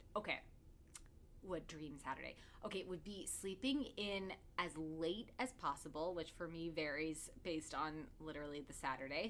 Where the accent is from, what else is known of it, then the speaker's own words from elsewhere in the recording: New York, United States; I grew up in New York